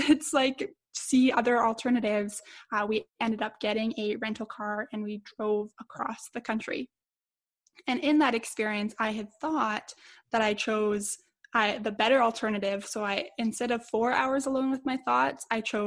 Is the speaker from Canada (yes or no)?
yes; Edmonton, Alberta, Canada; my hometown here in Edmonton